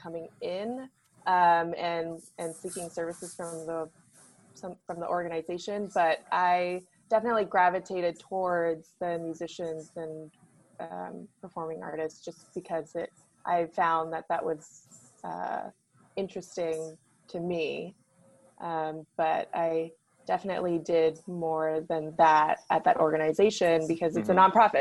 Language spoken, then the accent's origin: English; Chino Hills, California, United States; I grew up in Chino Hills, California